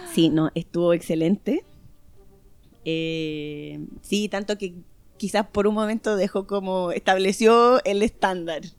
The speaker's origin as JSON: {"language": "Spanish", "country": "Chile", "moved": "yes", "said": "yo como buena chilena"}